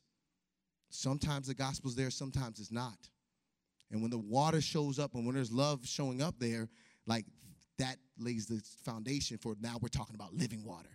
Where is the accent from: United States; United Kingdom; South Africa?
United States; Chicago, Illinois; moved away; I grew up in Chicago